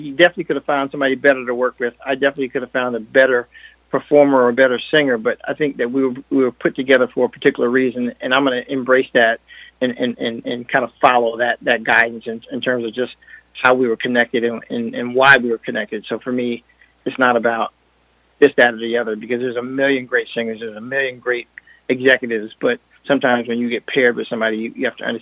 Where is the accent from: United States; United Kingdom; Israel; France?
France; English is a second language; moved away; I'm from France